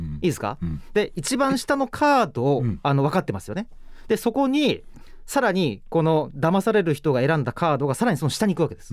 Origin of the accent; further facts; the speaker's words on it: Saga, Japan; 私は佐賀県出身なんですけど